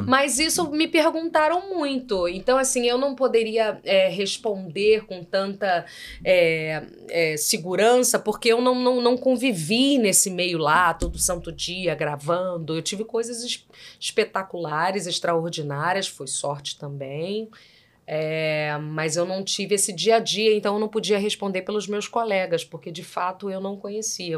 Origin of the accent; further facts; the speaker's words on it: Rio de Janeiro, Brazil; accent: carioca; você acha que eu sou muito carregada? como, como carioca